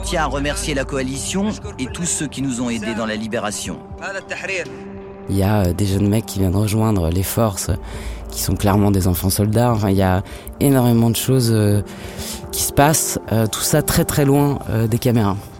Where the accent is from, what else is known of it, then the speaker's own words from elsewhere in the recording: France; je suis française